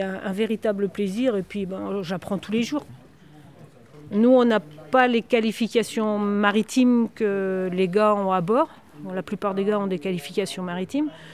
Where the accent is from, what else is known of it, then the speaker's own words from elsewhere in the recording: Groix, Brittany, France; moved away; je suis née à Groix, mais j'ai quitté Groix pendant 30 ans. Et ça fait 5 ans que je suis revenue à Groix